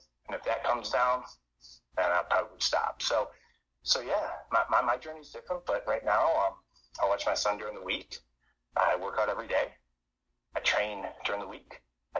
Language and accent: English; the North, United States; My wife is a Southern Baptist woman. I am from the North.